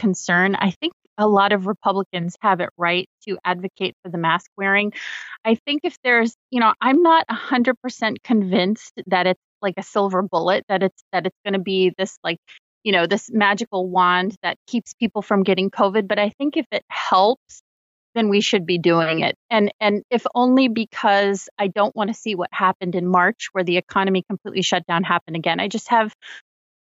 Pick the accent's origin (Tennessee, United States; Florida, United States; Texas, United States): Florida, United States; my home state of Florida